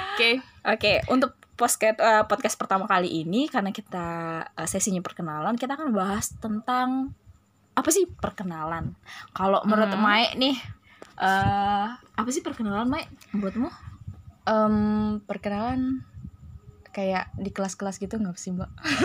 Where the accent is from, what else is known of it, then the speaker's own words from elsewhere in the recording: Palembang, South Sumatra, Indonesia; Sebenarnya kami aslinya orang Palembang ya. Jadi kita nyamannya ngomongnya pakai bahasa Palembang.